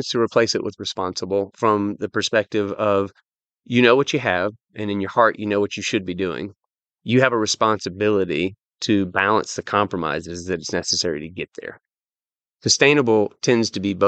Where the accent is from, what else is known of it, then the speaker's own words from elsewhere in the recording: United States; I'm an American